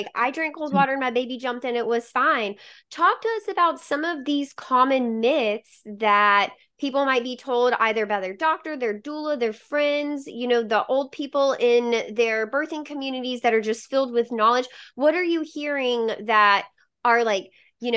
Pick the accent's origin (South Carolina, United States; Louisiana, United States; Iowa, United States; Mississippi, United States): Mississippi, United States; I'm from Mississippi